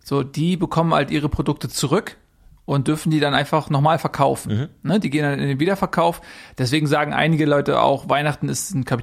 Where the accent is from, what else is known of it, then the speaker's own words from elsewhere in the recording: Germany; Das ist uns einfach ganz wichtig als, als Deutsche.